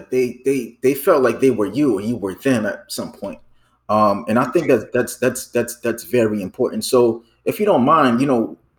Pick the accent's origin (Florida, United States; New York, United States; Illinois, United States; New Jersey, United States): Illinois, United States; Chicago; I'm from Chicago.